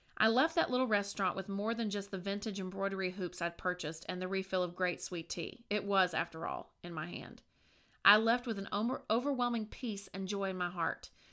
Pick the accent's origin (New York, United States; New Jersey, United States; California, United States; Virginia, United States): Virginia, United States; moved away; my hometown in Virginia